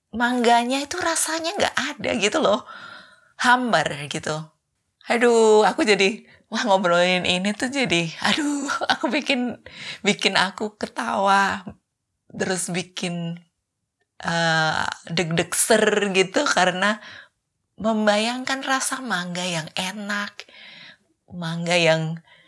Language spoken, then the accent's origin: Indonesian; Surakarta, Central Java, Indonesia; moved away as an adult; now in Sweden; kalau di Solo kami sering bikin lotis